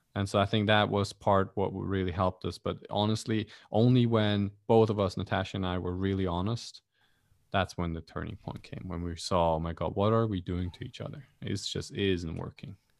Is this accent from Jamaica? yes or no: no; Switzerland; now in Kuala Lumpur, Malaysia; I grew up in Switzerland